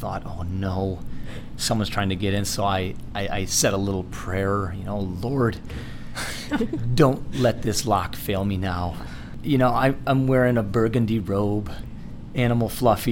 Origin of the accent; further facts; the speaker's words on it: Holland, Michigan, United States; moved away as an adult; also born or lived in Israel / California; I grew up in Holland, Michigan.